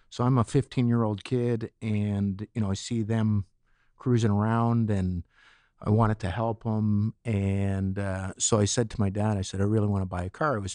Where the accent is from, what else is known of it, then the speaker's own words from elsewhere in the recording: Etobicoke, Ontario, Canada; Yeah, just outside Etobicoke.